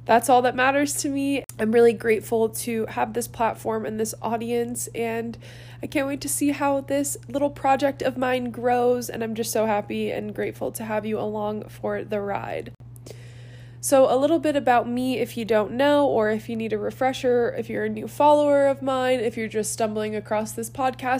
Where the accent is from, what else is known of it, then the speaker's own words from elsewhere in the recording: Cleveland, Ohio, United States; moved away as an adult; born and raised in Cleveland, Ohio